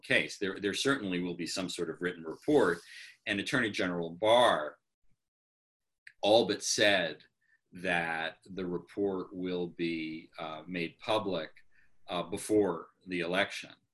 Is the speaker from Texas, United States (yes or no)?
no; New York, United States; I'm a New Yorker